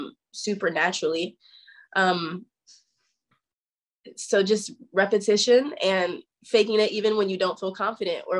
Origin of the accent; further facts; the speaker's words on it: Topeka, Kansas, United States; I'm from Topeka, Kansas, so I'm from a super small town